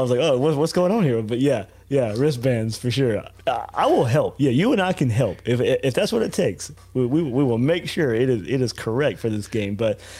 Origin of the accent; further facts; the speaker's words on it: Blackshear, Georgia, United States; moved away; my hometown, Blackshear, Georgia.